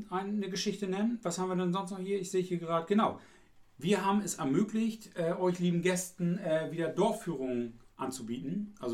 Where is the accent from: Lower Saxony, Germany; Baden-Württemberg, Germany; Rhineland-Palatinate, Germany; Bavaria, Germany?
Lower Saxony, Germany; East Frisia; Ich bin aus Friese